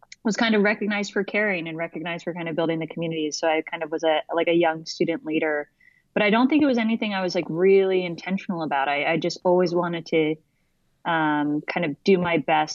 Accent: Orlando, Florida, United States; now in New York, United States; I grew up in Orlando, Florida

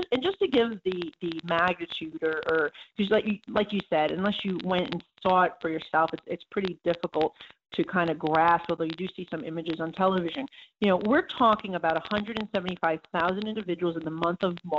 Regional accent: New York, United States; I'm from New York

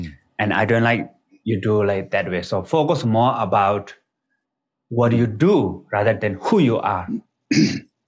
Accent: Nepal; So I was born in Nepal. Is the border between Tibet and Nepal, actually, right next to the border of the Tibet. And all the people in my village are kind of like, they speak Tibetan language

